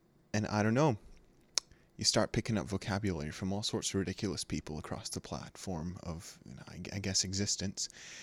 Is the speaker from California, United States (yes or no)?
yes; California, United States; I am from California